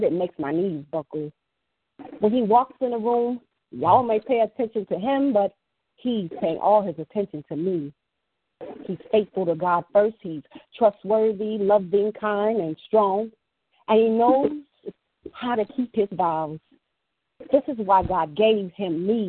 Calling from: Illinois, United States; I'm calling from Illinois

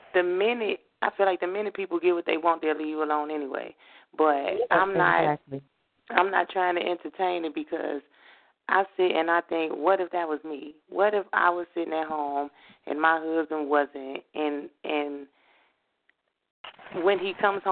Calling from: Hammond, Indiana, United States; I am calling from Hammond.

